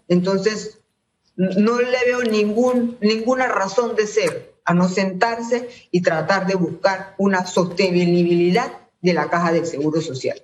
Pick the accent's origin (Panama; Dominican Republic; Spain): Panama; Todos somos panameños